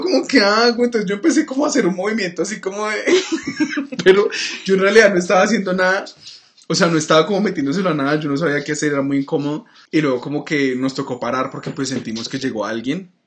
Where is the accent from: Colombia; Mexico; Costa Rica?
Colombia; Cali, Valle del Cauca; los tres éramos de Cali, somos de Cali